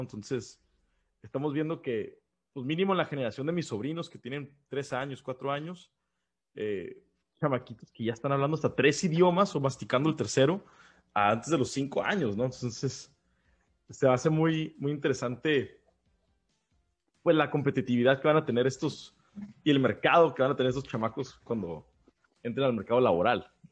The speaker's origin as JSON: {"language": "Spanish", "region": "Baja California", "country": "Mexico", "said": "tanto Luis como yo somos baja californianos"}